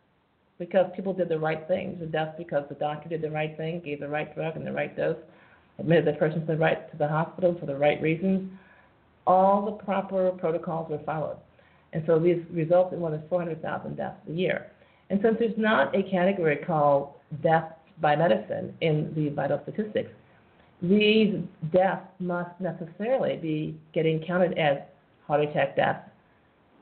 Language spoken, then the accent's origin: English; United States; as an American tourist